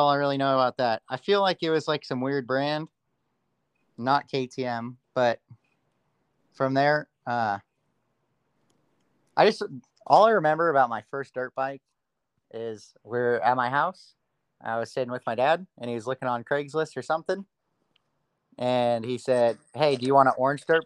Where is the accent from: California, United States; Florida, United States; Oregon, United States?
California, United States; Long Beach; now in Agua Dulce, United States; I was born in Long Beach and recently moved to a place called Agua Dulce